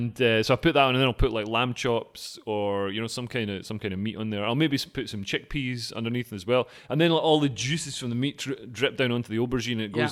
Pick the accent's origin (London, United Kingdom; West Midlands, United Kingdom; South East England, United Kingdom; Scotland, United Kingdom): Scotland, United Kingdom; I'm Scottish.